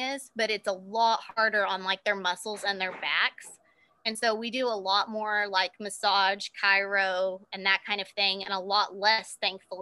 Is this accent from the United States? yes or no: yes; Cheyenne, Oklahoma, United States; my hometown, Cheyenne, Oklahoma